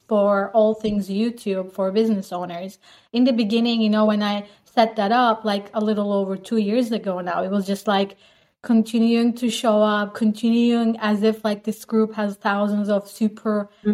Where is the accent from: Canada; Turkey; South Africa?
Turkey; moved away; also born or lived in Netherlands; So I'm actually from Turkey, but I basically lived more than half my life in the Netherlands.